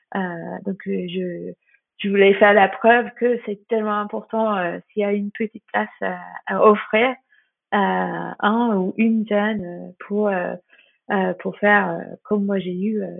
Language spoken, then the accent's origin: French; Hayling Island, South East England, United Kingdom; French is a second language; moved away as an adult; now in France; chez nous à Hailey Island en Angleterre